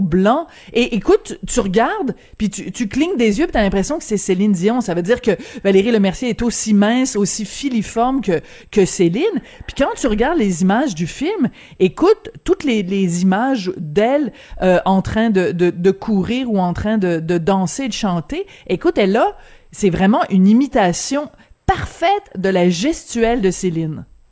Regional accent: France; moved away; Quand j'étais jeune en France, euh, on mangeait tout le temps à la cafétéria de l'école

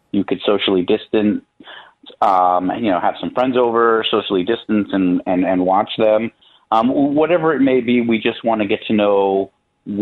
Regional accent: New York, United States; moved away as an adult; now in Chicago, United States; I am originally from New York

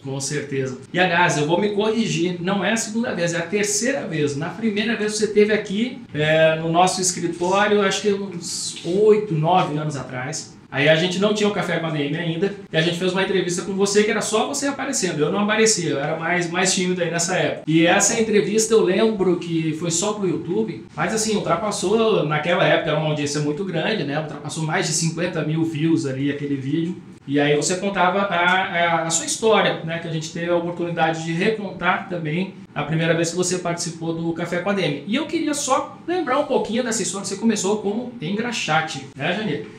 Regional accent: Rio Grande do Sul, Brazil; Eu sou gaúcho

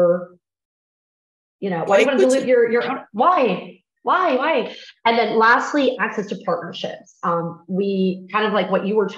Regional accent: Nebraska, United States; now in Texas, United States; I'm from Nebraska

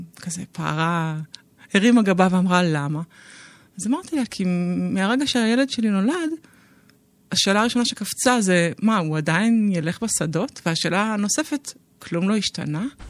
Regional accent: Israel; אני בת קיבוץ, בוגרת קיבוץ, בוגרת לינה משותפת

